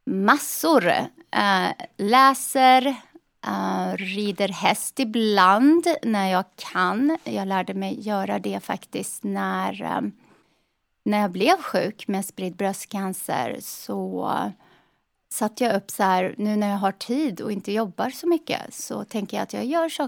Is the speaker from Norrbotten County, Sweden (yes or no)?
no; Lidköping, Västra Götaland, Sweden; accent: västgötska; now in Charlotte, United States; I Lidköping på Västgötaslätta, vid Värner.